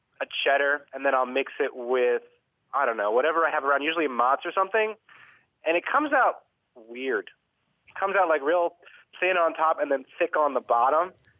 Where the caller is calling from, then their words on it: Delaware, United States; I'm calling from Delaware.